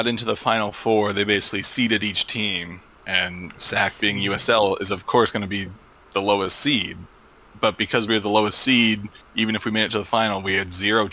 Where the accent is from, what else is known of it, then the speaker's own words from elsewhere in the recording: United States; me being American